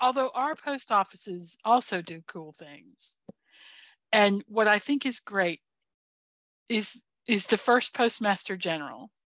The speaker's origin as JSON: {"language": "English", "country": "United States", "said": "I'm an American"}